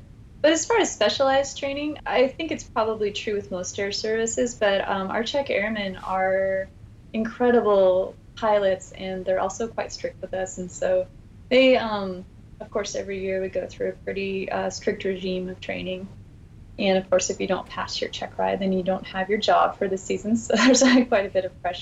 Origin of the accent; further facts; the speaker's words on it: Alaska, United States; Growing up in Alaska